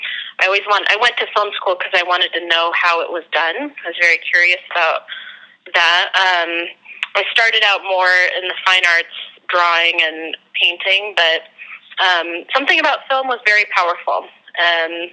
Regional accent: Denver, Colorado, United States; moved away; also born or lived in San Francisco; I'm from Denver, Colorado.

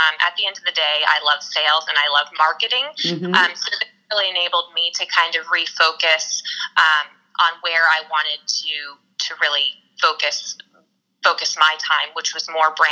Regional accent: New Jersey, United States; moved away as an adult; also born or lived in Delaware, Ohio / New York City; now in California, United States; I actually grew up in a rural town in New Jersey

